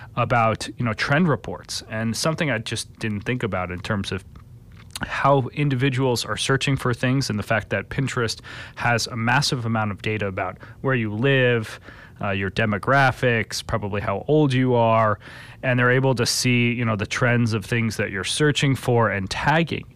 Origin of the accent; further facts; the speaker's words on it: East Coast, New Jersey, United States; now in Chicago, United States; Growing up on the East Coast, I had the opportunity to use New Jersey Transit